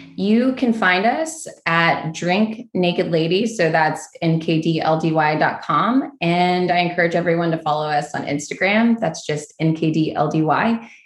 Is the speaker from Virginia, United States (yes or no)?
no; Kentucky, United States; moved away as an adult; also born or lived in New York; I moved back home to Kentucky from New York.